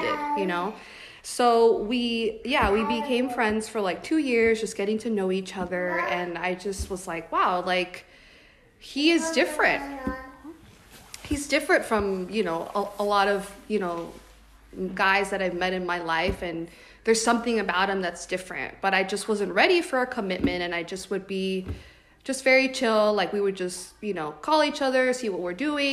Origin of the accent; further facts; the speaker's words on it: Florida, United States; now in California, United States; I'm from Florida